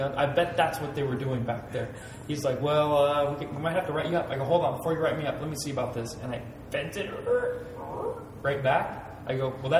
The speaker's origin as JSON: {"language": "English", "town": "Las Vegas", "region": "Nevada", "country": "United States", "said": "I'm from Las Vegas, Nevada"}